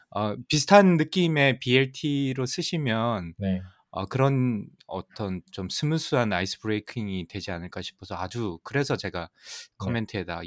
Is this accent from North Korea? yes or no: no; South Korea; moved away; 저도 사실 뭐 한국에서 자랐고